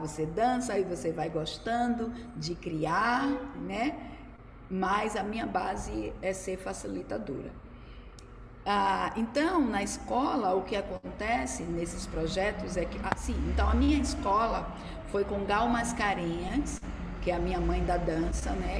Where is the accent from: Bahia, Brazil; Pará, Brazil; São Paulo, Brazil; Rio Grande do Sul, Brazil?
Bahia, Brazil; Salvador; also born or lived in Los Angeles; eu sou daqui de Salvador, sou baiana